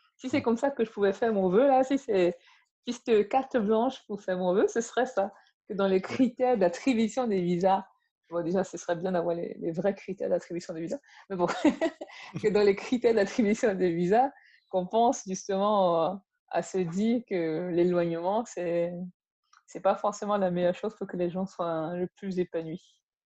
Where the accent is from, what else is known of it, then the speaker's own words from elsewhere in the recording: Yaoundé, Centre, Cameroon; moved away; also born or lived in Bangangté; ma famille, on a grandi à Yaoundé